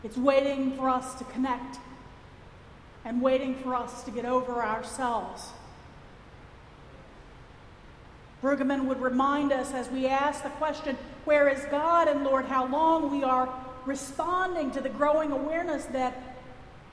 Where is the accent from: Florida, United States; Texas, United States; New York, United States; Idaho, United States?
Texas, United States; accent: Texas; my Texas accent.